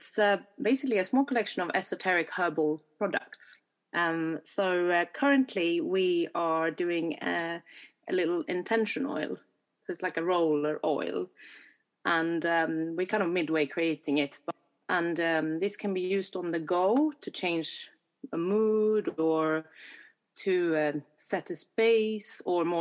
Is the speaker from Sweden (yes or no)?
yes; Sweden; now in London, United Kingdom; I'm from Sweden originally. I live and practice and work in London, UK